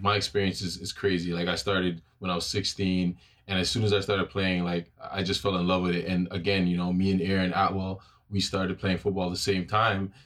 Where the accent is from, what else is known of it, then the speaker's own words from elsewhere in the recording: Toronto, Ontario, Canada; also born or lived in Brampton; I'm born and raised in Toronto, Ontario, obviously. Um, majority of my life that lived in Jane and Finch